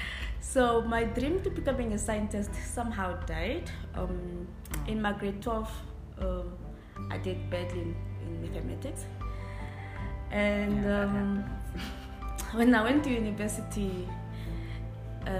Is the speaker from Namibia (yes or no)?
yes; Amafa village, Ohangwena, Namibia; now in Windhoek, Namibia; a Kwanyama girl from Amafa village